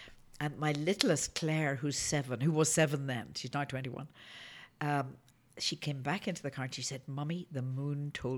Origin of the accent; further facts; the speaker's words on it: Belfast, Northern Ireland, United Kingdom; now in Denver, United States; I'm from Belfast, and we had a war about that.